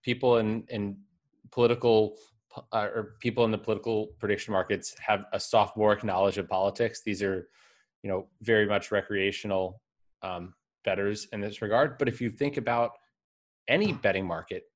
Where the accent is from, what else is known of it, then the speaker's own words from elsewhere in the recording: United States; I'm an American citizen